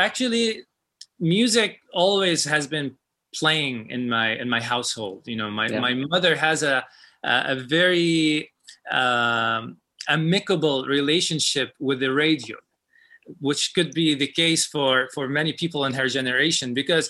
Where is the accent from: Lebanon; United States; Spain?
Lebanon; moved away; And I told him, I came from Lebanon. I want to study with you.